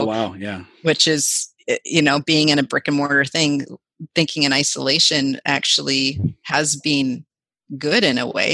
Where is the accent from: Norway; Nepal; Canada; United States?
Canada; Vancouver, British Columbia; I grew up in Vancouver